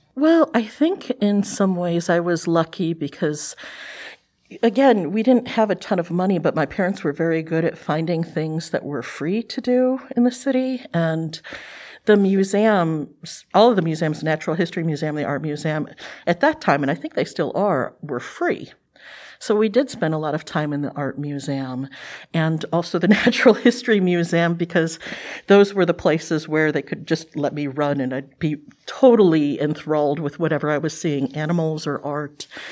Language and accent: English; Cleveland, Ohio, United States; I'm from Cleveland, Ohio. uh, originally. And we were on the west side of Cleveland